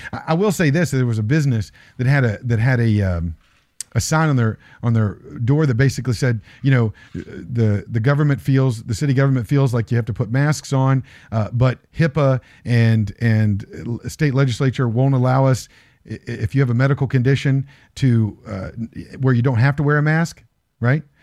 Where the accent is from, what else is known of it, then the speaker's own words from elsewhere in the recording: Morgantown, West Virginia, United States; My hometown, my, my back, my backyard is going to prison.